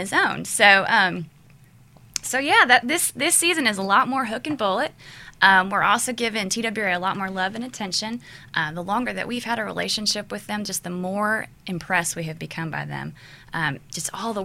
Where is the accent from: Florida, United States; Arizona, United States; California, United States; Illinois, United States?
Illinois, United States; Central; also born or lived in Los Angeles / Nashville; now in Tennessee, United States; I come from Central Illinois, which I tell everybody we're just as redneck. We just have a different accent.